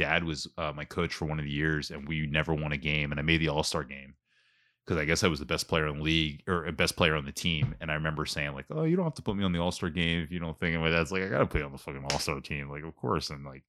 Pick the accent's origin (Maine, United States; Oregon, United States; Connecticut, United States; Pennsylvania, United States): Pennsylvania, United States; Ambler; I'm not from Whitpain. I'm from Ambler, but Ambler doesn't have a soccer league.